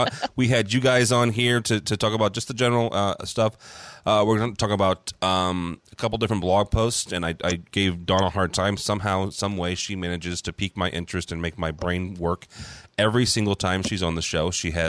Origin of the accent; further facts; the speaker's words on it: Midwest, United States; I only say that because I'm again from the Midwest, and everything in New York is your neck of the woods.